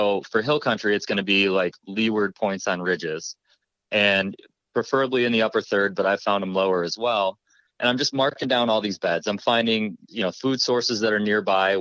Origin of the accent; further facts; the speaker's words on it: New York, United States; moved away as an adult; now in Ohio, United States; I'm from New York originally